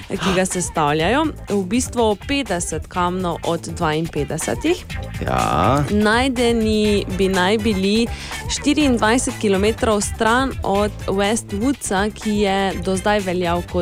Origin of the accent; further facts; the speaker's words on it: Črešnjevci, Mura, Slovenia; prihajam iz Črešnjevca v Prigorni Radguni, pri nas pa ta poved zveni takole